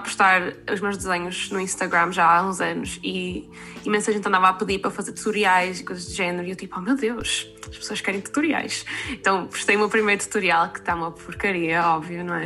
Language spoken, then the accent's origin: Portuguese; Porto, Norte, Portugal; moved away as an adult; also born or lived in Leeds; now in Manchester, United Kingdom; estou neste momento a viver em Manchester, mas nasci e cresci no Porto